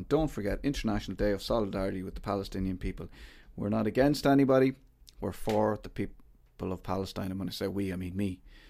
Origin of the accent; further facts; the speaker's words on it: Ireland; as Irish people, we should sympathize with them as well